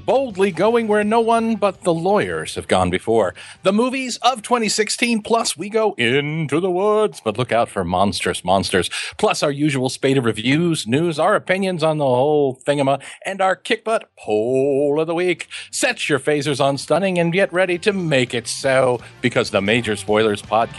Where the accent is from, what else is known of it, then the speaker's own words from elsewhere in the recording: Kansas, United States; We're from Kansas.